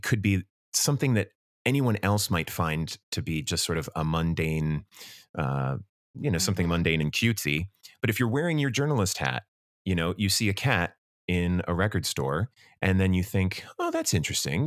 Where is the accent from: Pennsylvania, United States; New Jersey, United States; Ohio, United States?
New Jersey, United States; Medford; Born and raised in Medford.